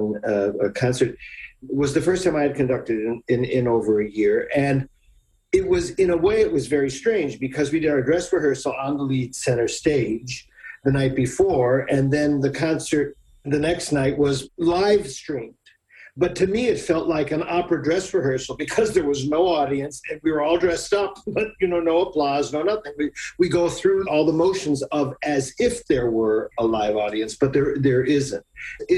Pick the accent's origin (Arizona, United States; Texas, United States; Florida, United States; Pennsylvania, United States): Pennsylvania, United States; Scranton; accent: flat; now in Baltimore, United States; I'm from Scranton, Pennsylvania. We have this very flat accent